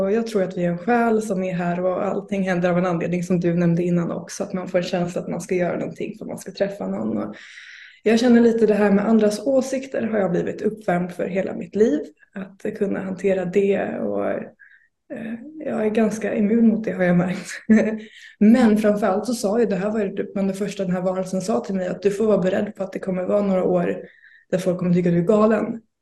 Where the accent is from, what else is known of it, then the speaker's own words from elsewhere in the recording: Blekinge, Sweden; Blekinge faktiskt. Men jag eh, byter dialekt beroende på vem jag umgåtts med under dagen.